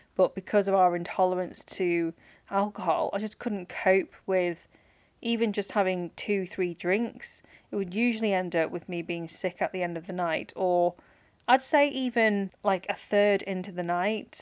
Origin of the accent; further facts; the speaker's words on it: Manchester, North West England, United Kingdom; I'm from Manchester